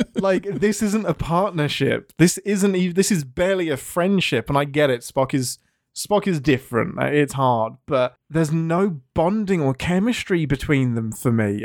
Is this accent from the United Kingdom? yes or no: yes; England, United Kingdom; I'm English